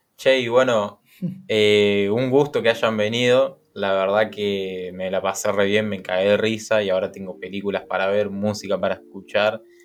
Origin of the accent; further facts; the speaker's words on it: Argentina; como argentino